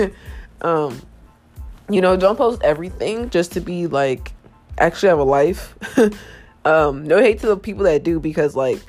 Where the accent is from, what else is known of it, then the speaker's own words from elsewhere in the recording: Ohio, United States; I'm from Ohio